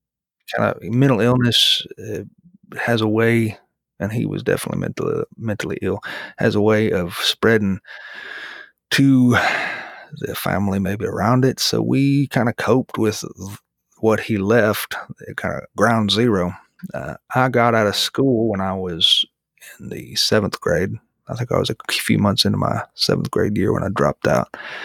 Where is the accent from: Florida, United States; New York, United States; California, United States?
Florida, United States; also born or lived in Missouri; I was born in Missouri and we moved to the Florida Panhandle when I was a boy, which is where I call home.